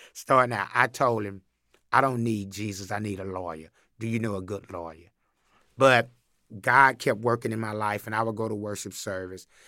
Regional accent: Chattanooga, Tennessee, United States; I grew up in Chattanooga, Tennessee

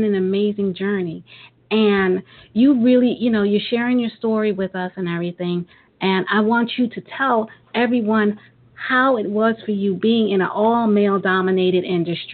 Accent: New York City, New York, United States; I'm originally from Brooklyn

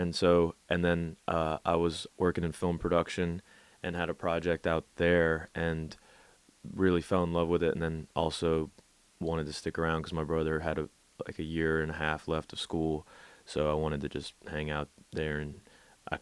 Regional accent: New Orleans, Louisiana, United States; moved away as an adult; also born or lived in Los Angeles / New York; We grew up together in New Orleans

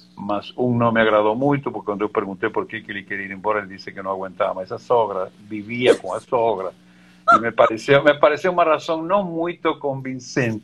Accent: Mendoza, Argentina; Portuguese is a second language; moved away as an adult; also born or lived in Buenos Aires; now in Brazil; Eu sou argentino, nascido em Buenos Aires e criado e, e formado em Mendoza

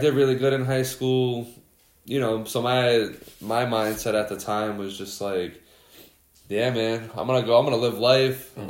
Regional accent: Schenectady, New York, United States; I grew up in Schenectady

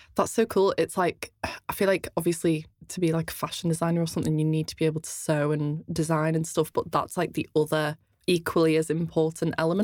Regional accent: outside Liverpool, North West England, United Kingdom; accent: quite a strange accent; I grew up half an hour outside of Liverpool and then moved into the city centre for about ten years

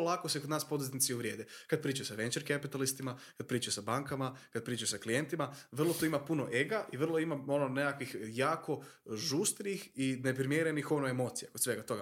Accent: Croatia; tu kod nas u Hrvatskoj, mi smo mala država

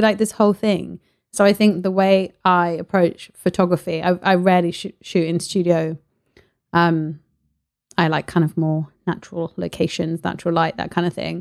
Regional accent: Paris, Île-de-France, France; moved away; I grew up in Paris. My mum was an artist, so we, you know, me and my sister grew up going to all the galleries

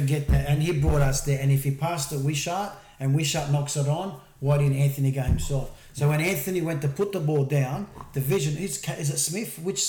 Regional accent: Sydney, New South Wales, Australia; growing up in Christian Brothers Lewisham

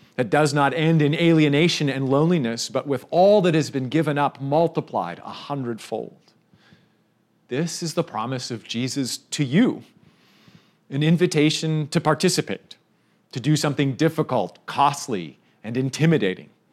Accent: Canada; I'm Canadian

